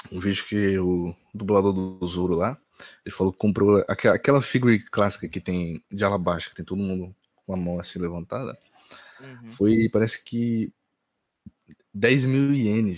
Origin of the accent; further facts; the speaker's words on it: Ceará, Brazil; eu sou da cidade do, do Leãozinho, mano. Ceará aqui